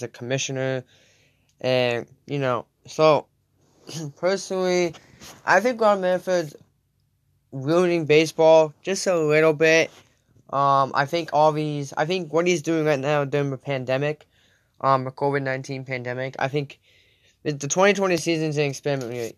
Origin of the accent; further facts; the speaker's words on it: Connecticut, United States; we're both from Connecticut